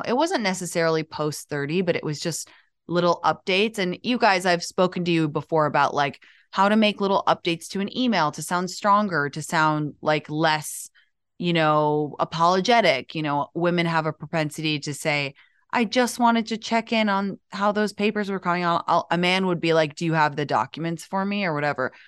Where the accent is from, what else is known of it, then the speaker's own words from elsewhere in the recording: United States; now in London, United Kingdom; I'm obviously American